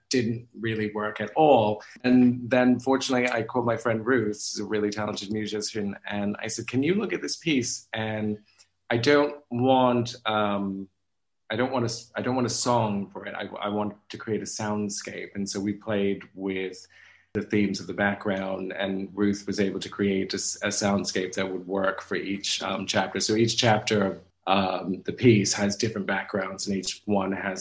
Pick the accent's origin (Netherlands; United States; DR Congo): United States; now in London, United Kingdom; being African American